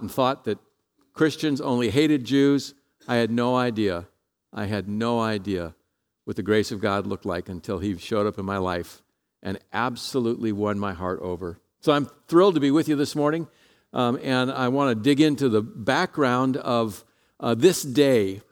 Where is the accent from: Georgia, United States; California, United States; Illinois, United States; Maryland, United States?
California, United States; San Jose; I'm from San Jose